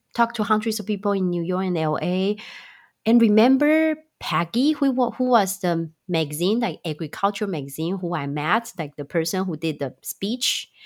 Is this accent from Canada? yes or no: no; Taiwan; also born or lived in Chicago, United States; now in California, United States; I'm originally from Taiwan and live in Chicago for seven, eight years